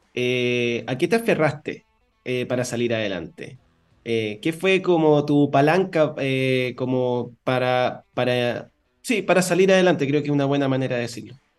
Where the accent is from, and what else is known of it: Chile